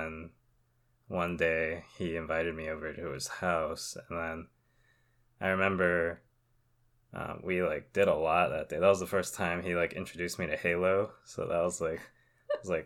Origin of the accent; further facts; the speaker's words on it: Southern California, United States; I grew up in Southern California where it's fairly diverse